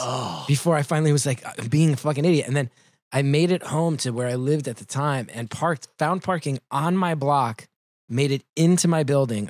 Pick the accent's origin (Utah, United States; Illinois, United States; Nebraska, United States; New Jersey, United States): New Jersey, United States; since I grew up in Jersey